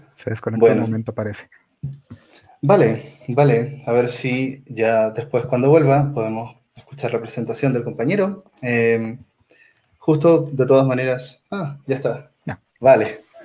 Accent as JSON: {"language": "Spanish", "country": "Chile", "also_born_or_lived": "Mexico City, Mexico", "moved": "as an adult", "lives_now": "Mexico", "said": "soy psicólogo chileno de la Universidad de Chile y trabajo aquí eh, haciendo mi doctorado en, la UNAM, en México"}